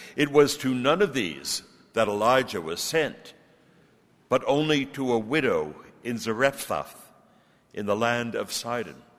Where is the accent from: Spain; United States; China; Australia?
United States; Brooklyn, New York; now in Grenada; I'm originally from Brooklyn, New York.